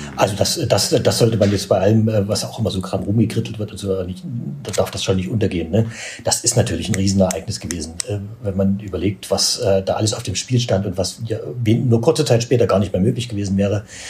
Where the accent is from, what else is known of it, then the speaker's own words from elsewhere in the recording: East Germany, Germany; jetzt wurden wir aber nach der Wende zu Ostdeutschen gemacht